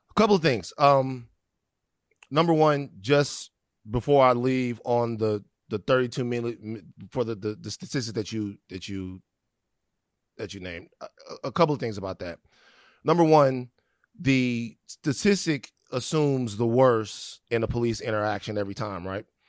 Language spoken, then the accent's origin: English; Baton Rouge, Louisiana, United States; moved away; also born or lived in California; I'm from Baton Rouge, Louisiana